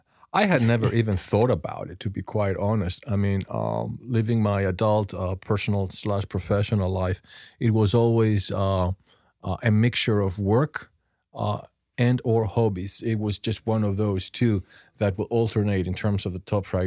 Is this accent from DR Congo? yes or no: no; Greece; I was born and brought up in Greece.